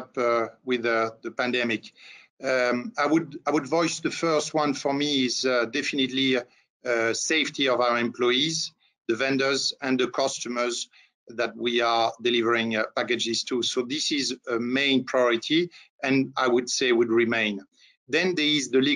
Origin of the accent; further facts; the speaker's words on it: France; accent: French; English is a second language; moved away as an adult; now in Atlanta, United States; As you can notice by my little accent, I'm a French national residing in the US for quite some time.